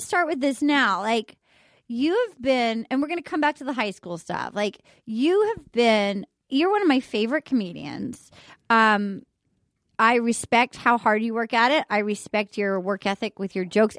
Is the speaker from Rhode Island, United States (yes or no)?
yes; Rhode Island, United States; I grew up in Rhode Island